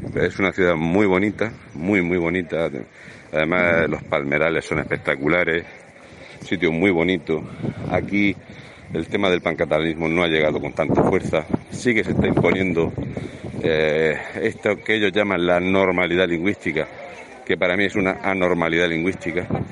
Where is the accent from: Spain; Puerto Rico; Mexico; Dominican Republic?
Spain; Region of Murcia; la gente que somos de Murcia